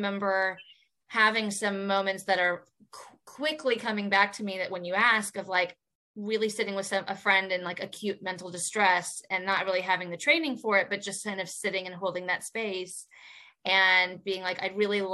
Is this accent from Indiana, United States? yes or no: yes; Indiana, United States; moved away; also born or lived in New York; I'm also from Indiana.